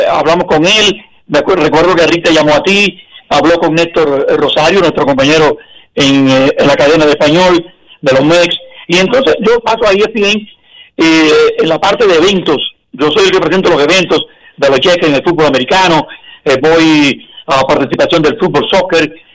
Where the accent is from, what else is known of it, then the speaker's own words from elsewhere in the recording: Dominican Republic; moved away as an adult; now in Miami, United States; y la tierra de mi papá y de mi abuelo, y, mía también, porque yo soy dominicano.